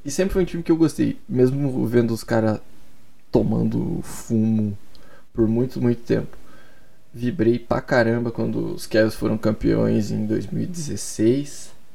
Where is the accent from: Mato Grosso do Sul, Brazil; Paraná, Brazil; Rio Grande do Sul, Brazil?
Paraná, Brazil; Curitiba; Eu sou de Curitiba e desde muito, muito pequeno eu sou coxa branca